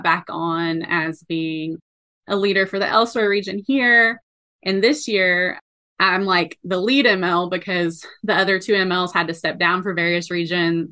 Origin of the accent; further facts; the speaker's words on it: East Tennessee, United States; moved away as an adult; also born or lived in South Carolina; I ended up back in my hometown in East Tennessee